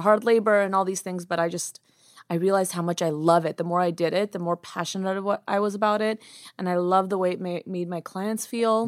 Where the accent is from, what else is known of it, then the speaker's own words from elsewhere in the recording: United States; also born or lived in Yerevan, Armenia; I was born in Armenia, Yerevan, Armenia, and I came to America when I was three, so I don't remember much. I was pretty much raised in, uh, America.